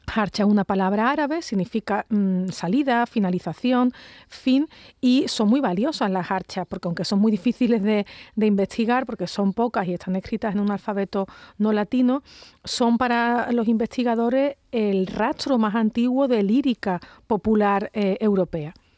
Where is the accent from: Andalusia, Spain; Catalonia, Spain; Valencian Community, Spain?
Andalusia, Spain